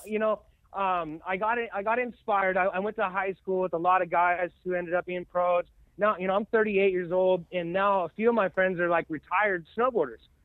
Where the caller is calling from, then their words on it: Corvallis, Oregon, United States; I'm calling from Corvallis, Oregon